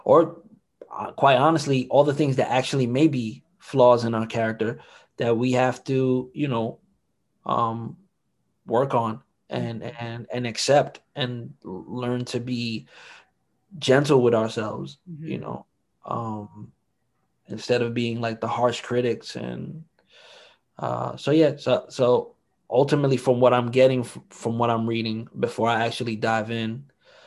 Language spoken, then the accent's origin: English; New York City, New York, United States; also born or lived in Harlem, New York / Washington Heights, Manhattan; We moved to the Bronx when I was about six